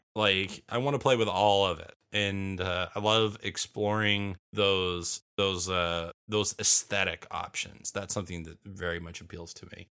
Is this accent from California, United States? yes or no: yes; Bakersfield, California, United States; moved away; I grew up in Bakersfield